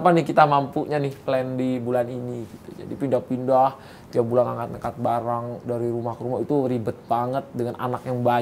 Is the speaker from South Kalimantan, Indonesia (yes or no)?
no; West Sumatra, Indonesia; saya paling bangga saya lahir di Indonesia, dan saya dari Minang.